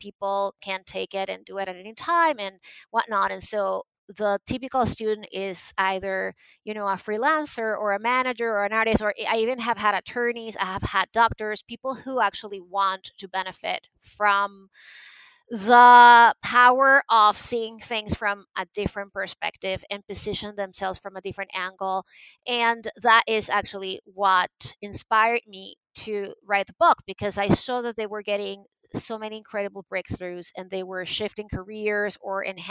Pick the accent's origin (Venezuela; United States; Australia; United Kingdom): Venezuela; moved away; I was born and raised in Venezuela